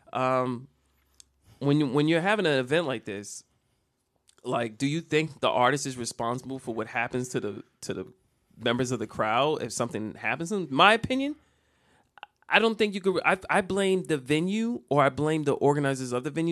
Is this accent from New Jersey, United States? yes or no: yes; Jersey City, New Jersey, United States; I'm not from Virginia. I'm from Jersey City